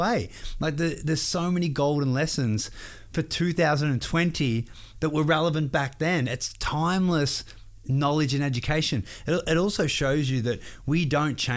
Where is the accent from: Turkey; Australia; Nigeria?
Australia; I'm all the way from the other side of the world, Australia